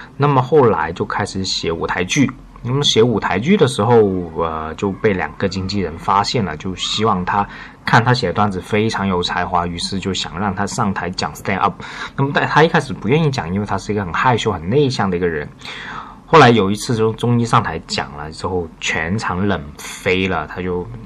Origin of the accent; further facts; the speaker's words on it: China; 我们作为大陆人是完全看不懂